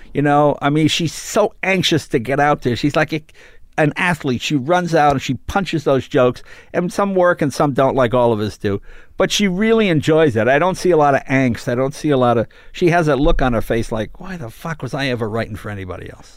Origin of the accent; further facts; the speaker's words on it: Andover, Massachusetts, United States; moved away; also born or lived in New York; I was born in New York, lived there till I was nine, then we moved to Massachusetts